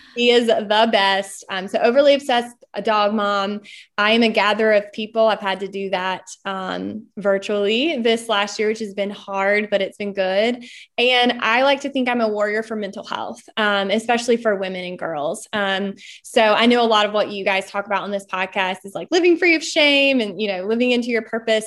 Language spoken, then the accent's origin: English; Smithfield, North Carolina, United States; moved away as an adult; also born or lived in London; I'm from Smithfield, North Carolina